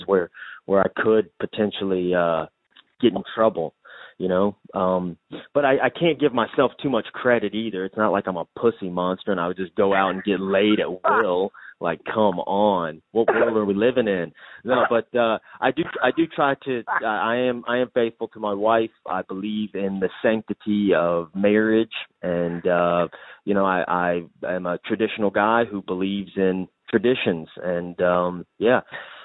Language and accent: English; Shreveport, Louisiana, United States; moved away as an adult; also born or lived in Lafayette, Louisiana; now in Florida, United States; I grew up in Shreveport, Louisiana. So that's North Louisiana.